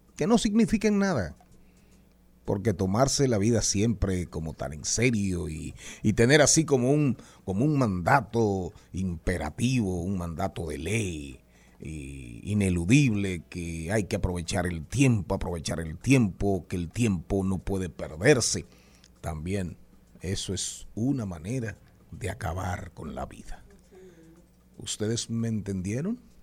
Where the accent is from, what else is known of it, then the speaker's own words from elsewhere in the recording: Las Matas de Farfán, San Juan, Dominican Republic; moved away; also born or lived in Santo Domingo / Monte Plata; cuando vine de las matas de Farfán, llegué a la capital